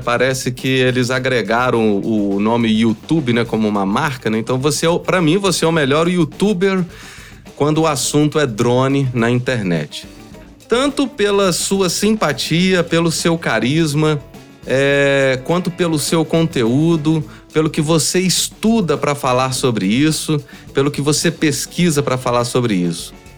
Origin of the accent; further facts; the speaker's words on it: São João del-Rei, Minas Gerais, Brazil; moved away; eu sou de São João Del Rei